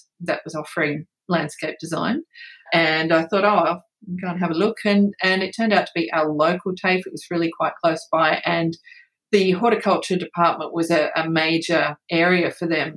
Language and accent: English; Western New South Wales, Australia; moved away as an adult; also born or lived in United Kingdom; now in Queensland, Australia; not being from Queensland, you know, I'm from Western New South Wales